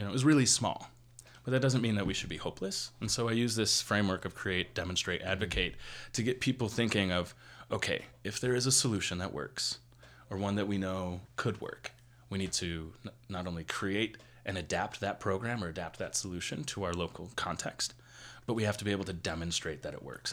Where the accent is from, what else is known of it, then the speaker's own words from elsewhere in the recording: Buffalo, New York, United States; moved away as an adult; now in Las Vegas, United States; I am originally from Buffalo, New York, and I've been living in Las Vegas